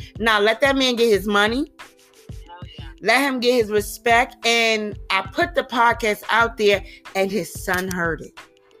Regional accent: New York City, New York, United States; I'm from Harlem

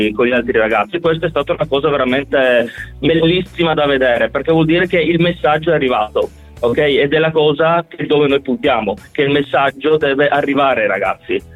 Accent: Gorizia, Friuli-Venezia Giulia, Italy; noi siamo di Gorizia

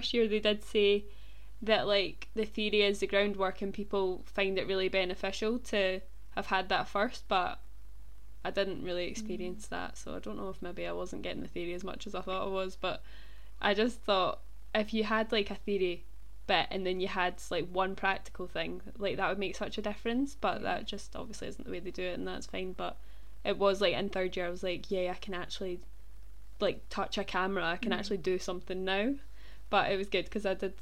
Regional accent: Stirling, Scotland, United Kingdom; we're from Stirling, kind

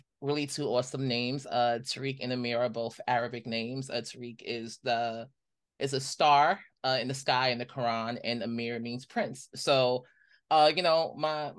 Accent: New York City, New York, United States; growing up in Brooklyn

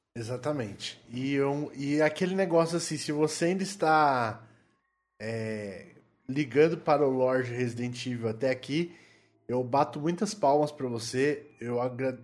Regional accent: Sorocaba, São Paulo, Brazil; Sou do Desludo, Sorocaba, São Paulo

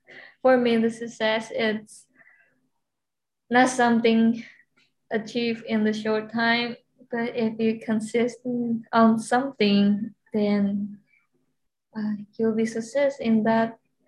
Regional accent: Taiwan; moved away as an adult; now in Hawaii, United States; So I'm from Taiwan

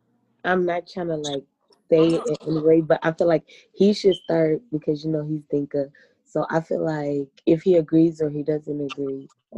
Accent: Nashville, Tennessee, United States; I'm from Nashville, Tennessee, and I'm Equatorian, but within the Equatoria, I'm mixed with two different tribes, which is Acholi and Kakwa.

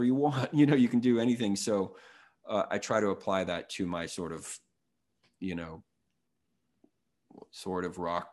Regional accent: San Francisco, California, United States; now in Los Angeles, United States; I grew up in San Francisco

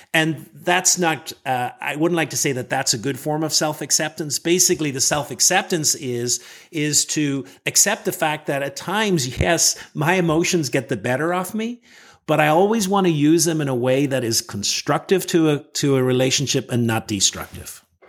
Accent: Northern Ireland, United Kingdom; moved away as an adult; now in Washington, D.C., United States; I was born in Northern Ireland, and I grew up there

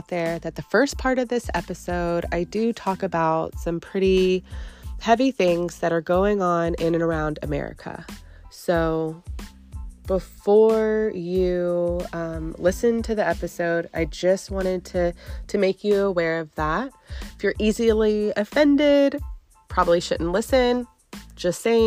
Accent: Katy, Texas, United States; I'm local. I'm from Katy.

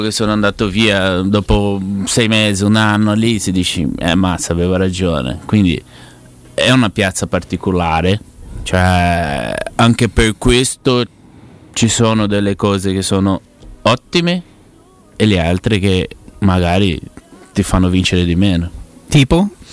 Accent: Ribeirão Preto, São Paulo, Brazil; Italian is a second language; also born or lived in Curitiba / Rome; now in Ribeirão Preto, Brazil; sono tornato a vivere nella mia città perché io vivevo a Coritiba, poi mi spostavo a San Paolo. Adesso ho voluto tornare a Beron Preto

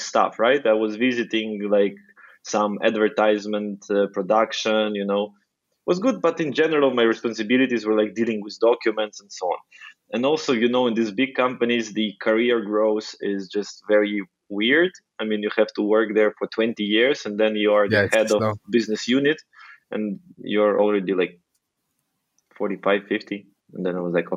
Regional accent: Ukraine; I'm originally from Ukraine. So I'm Ukrainian

